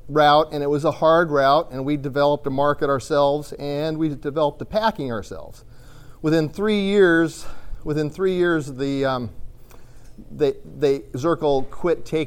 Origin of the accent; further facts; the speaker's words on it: Eastern Washington, United States; I am from Washington State, and I am from the dry side of Washington. So I'm from Eastern Washington